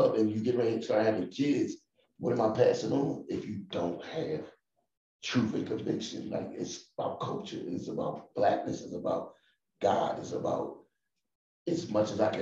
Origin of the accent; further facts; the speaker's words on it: Philadelphia, Pennsylvania, United States; I'm from North Philly